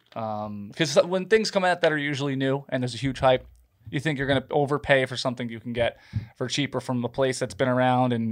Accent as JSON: {"language": "English", "town": "Rochester", "region": "New York", "country": "United States", "said": "I'm from New York, and they leave it. I say Rochester"}